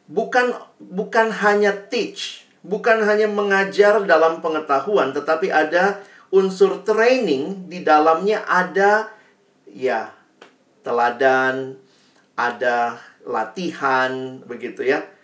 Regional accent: Makassar, South Sulawesi, Indonesia; Saya juga kan besarnya di Makassar, saya banyak bergaul juga dengan teman-teman dari Toraja

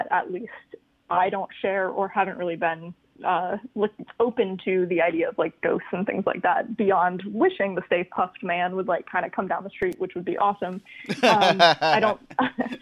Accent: Florida, United States; now in Buffalo, United States; I'm from Florida and we have a lot of hurricane days. And now I live in Buffalo

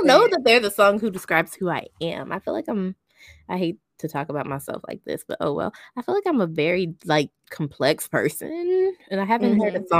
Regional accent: Texas, United States; also born or lived in Houston; I'm not from Houston, but I'm from Texas.

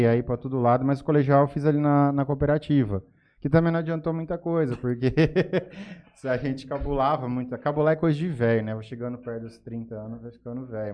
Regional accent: Jales, São Paulo, Brazil; also born or lived in Cuiabá, Mato Grosso, Brazil; Vim aqui para Jales muito cedo, com meus pais eram com cinco, eu tinha cinco anos

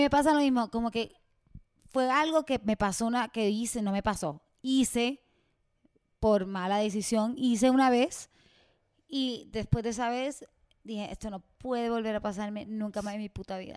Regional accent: Puerto Rico; moved away as an adult; yo me siento como mala puertorriqueña

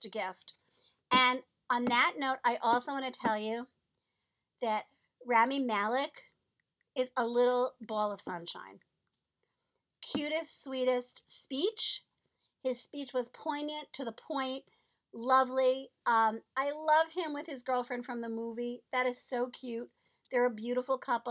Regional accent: New York, United States; I'm a New Yorker

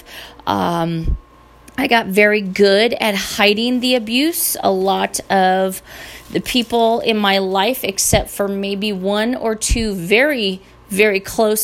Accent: Northern California, United States; I was born and raised in Northern California.

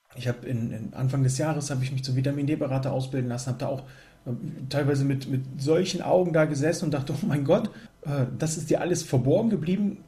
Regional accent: Germany; hier gerade bei uns in Deutschland

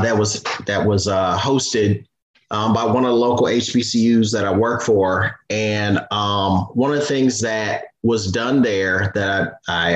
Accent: Detroit, Michigan, United States; moved away as an adult; also born or lived in Pennsylvania / Alabama; now in Montgomery, United States; I'm originally from Detroit, Michigan. I was born and raised there

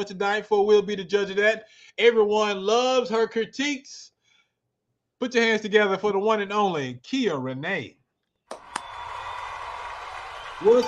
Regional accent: Arkansas, United States; I'm from Arkansas

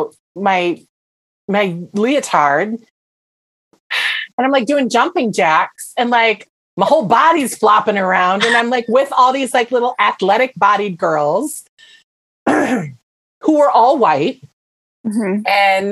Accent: Minnesota, United States; I am from Minnesota and I am mixed race, like I grew up around a lot of white people

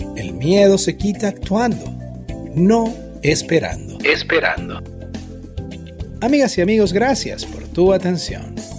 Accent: Venezuela; moved away as an adult; now in Bonaire, Caribbean Netherlands; Yo emigré de Venezuela en el 2011

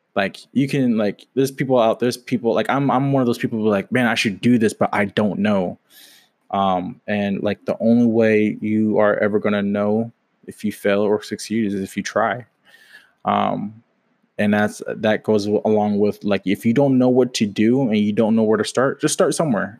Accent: Washington, United States; moved away as an adult; now in Jacksonville, United States; I'm from Washington State, currently living in Jacksonville, Florida.

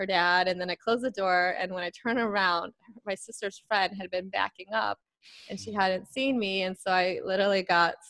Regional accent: Chicago, Illinois, United States; I'm from Chicago originally

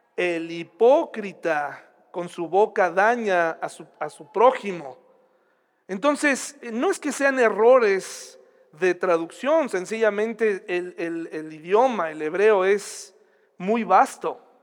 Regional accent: Mexico; así somos los mexicanos

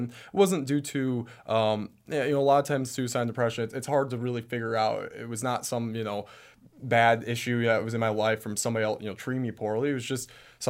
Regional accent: Traverse City, Michigan, United States; I come from Traverse City, Michigan, which is kind of a small town, but even then I went to an even smaller school.

